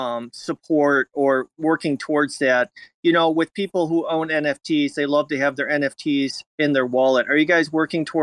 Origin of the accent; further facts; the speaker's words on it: Buffalo, New York, United States; I'm originally from the Buffalo area